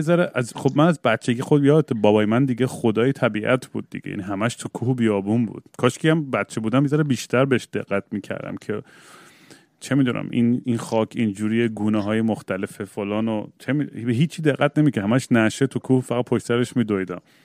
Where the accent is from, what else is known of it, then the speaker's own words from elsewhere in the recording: Eugene, Oregon, United States; منم بچگیام که یوجین بزرگ شدم